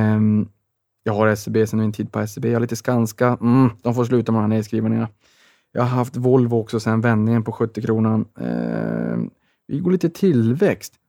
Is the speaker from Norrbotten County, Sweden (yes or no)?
yes; Boden, Norrbotten County, Sweden; moved away; jag var hemma i Boden i Sävas